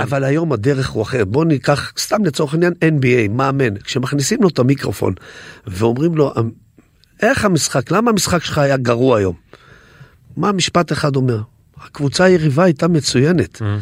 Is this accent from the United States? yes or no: no; Netanya, Central District, Israel; אצלנו בנתניה